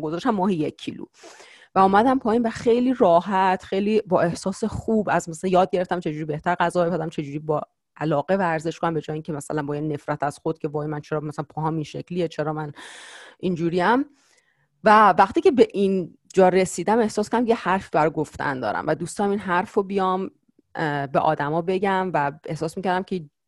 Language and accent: Persian; Iran; moved away as an adult; now in United States; بعد لیسانس از ایران اومدم بیرون